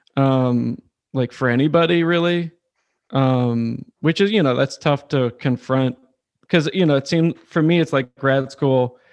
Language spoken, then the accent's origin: English; Charlottesville, Virginia, United States; moved away as an adult; also born or lived in Williamsburg, Virginia; now in Richmond, United States; I grew up in Charlottesville